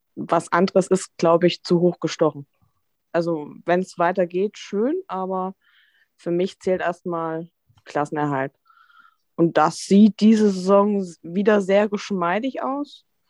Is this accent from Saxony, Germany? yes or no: yes; Dresden, Saxony, Germany; now in Hamburg, Germany; Ich bin gebürtig aus Dresden